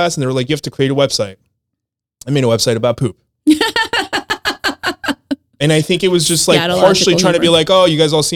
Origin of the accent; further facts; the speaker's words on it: United States; we grew up in America.